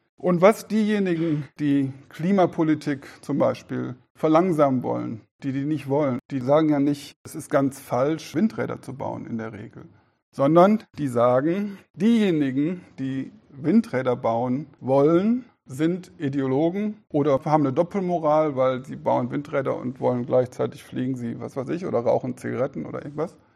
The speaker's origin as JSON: {"language": "German", "country": "Germany", "said": "als Deutsche"}